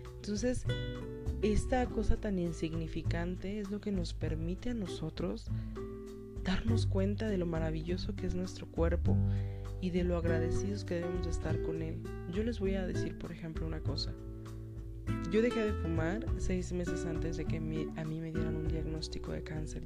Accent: northern Mexico, Mexico; yo soy una persona que soy nacida en el DF pero criada en el norte.

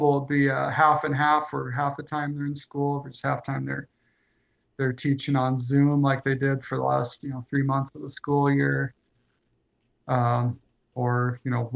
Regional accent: Northeast Iowa, United States; I grew up in Iowa, a very small town

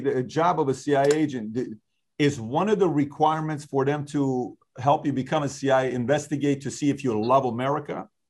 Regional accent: Iran; now in United States; I grew up in Iran

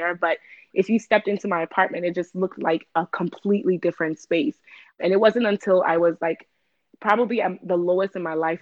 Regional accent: Ghana; moved away; I'm from Ghana, born and raised

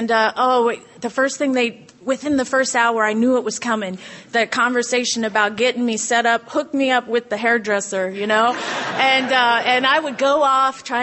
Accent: California, United States; also born or lived in Guam; you know, I grew up in Southern California. My dad is uh, from the Coast Guard. He's a corpsman. We grew up in a Coast Guard family, and my mom's Canadian, which makes for an interesting story.

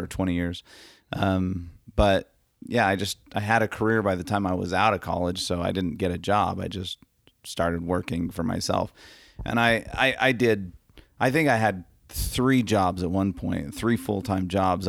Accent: Arizona, United States; I'm from Arizona, and I'm a wedding and lifestyle photographer.

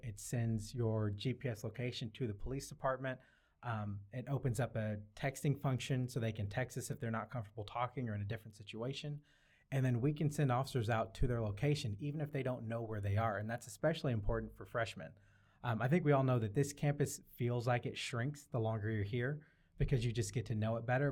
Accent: Syracuse, New York, United States; also born or lived in Arkansas; now in Seattle, United States; I was born in Syracuse, New York, but I'm here, um, by way of Arkansas.

